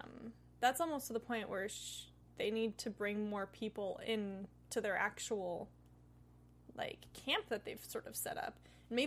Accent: Oregon, United States; So I'm from Oregon.

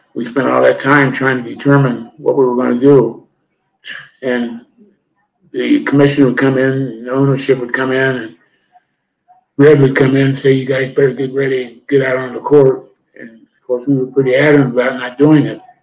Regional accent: Ohio, United States; I grew up in Ohio

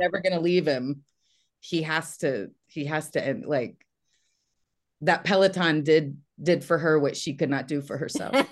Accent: Texas, United States; moved away; also born or lived in Los Angeles; I'm from Texas, but I was in L

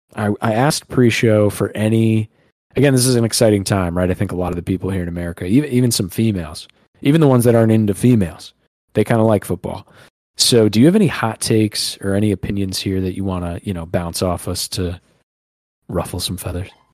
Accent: Northeast, United States; We're from the Northeast.

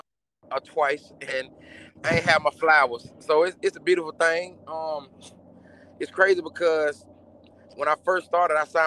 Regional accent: Atlanta, Georgia, United States; I'm from Bankhead

